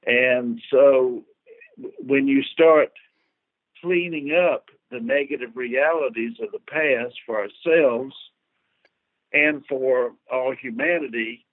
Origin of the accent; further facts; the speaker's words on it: Columbia, South Carolina, United States; I'm from South Columbia, South Carolina